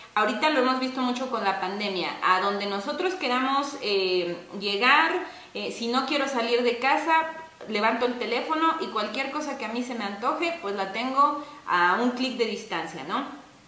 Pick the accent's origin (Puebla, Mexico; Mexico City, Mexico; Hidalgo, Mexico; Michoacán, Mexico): Hidalgo, Mexico; Agua Blanca de Iturbide; now in Ixmiquilpan, Mexico; Yo soy originaria del municipio de Aguablanca de Iturbide, también perteneciente al estado de Hidalgo, pero llevo pues ya bastante tiempo radicando en Ixmiquilpan.